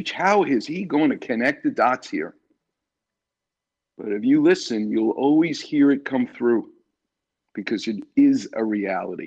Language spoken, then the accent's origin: English; New York City, New York, United States; I'm from the streets of New York. I'm from Far Rockaway.